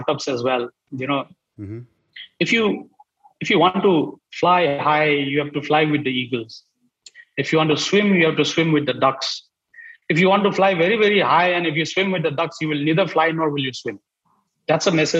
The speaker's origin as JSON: {"language": "English", "region": "Northeast India", "country": "India", "said": "I'm from Northeast"}